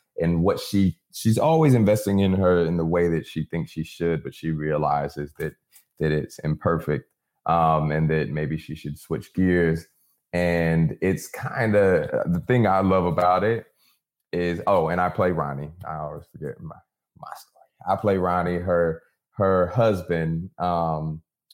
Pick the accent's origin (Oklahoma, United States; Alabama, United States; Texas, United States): Texas, United States; near Galveston; Galveston, Texas, about 30 minutes outside of where I grew up